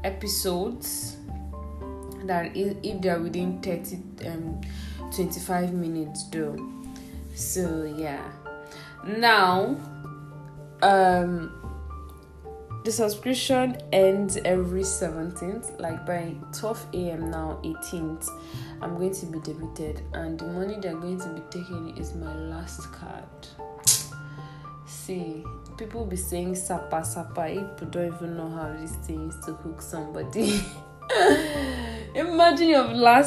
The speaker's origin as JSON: {"language": "English", "area": "Igbo", "region": "Igboland", "country": "Nigeria", "said": "I'm from Igbo, like I'm Igbo"}